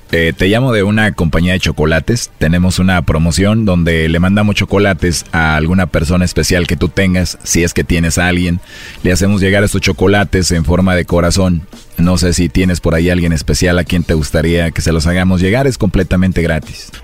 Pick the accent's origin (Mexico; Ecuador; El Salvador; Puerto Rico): Mexico; Así somos los mexicanos